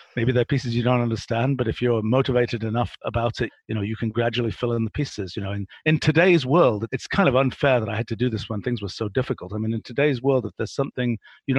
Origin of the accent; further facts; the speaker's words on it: England, United Kingdom; I was a kid growing up in England in the 1960s